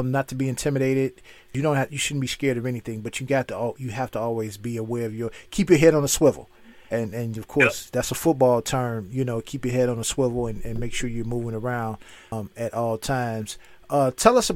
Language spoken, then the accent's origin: English; Chicago, Illinois, United States; moved away; also born or lived in Philadelphia; I'm from Chicago. I just got here.